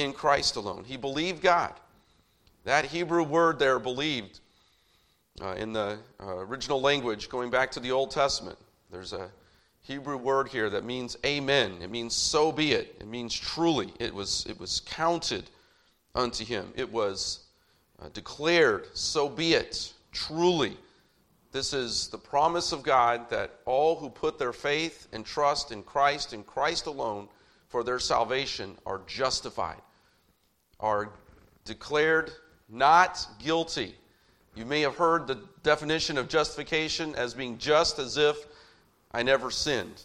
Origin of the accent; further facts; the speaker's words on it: Indianapolis, Indiana, United States; growing up in, for the most part, growing up in Indianapolis